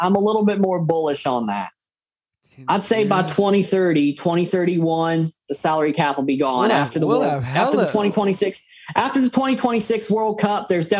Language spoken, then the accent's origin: English; Mississippi, United States; born there; Because I'm a country boy. Like I was born in the South. I was born in Mississippi. I should have a soft spot for Nashville.